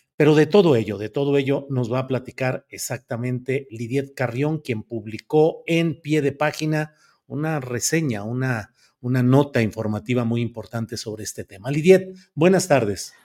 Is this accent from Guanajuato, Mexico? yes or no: no; Torreón, Coahuila, Mexico; moved away; Torreón, Coahuila, mi tierra natal